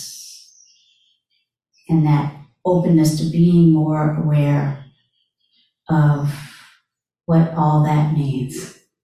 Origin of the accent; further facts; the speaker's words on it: North Carolina, United States; growing up in America, born in 1967, in North Carolina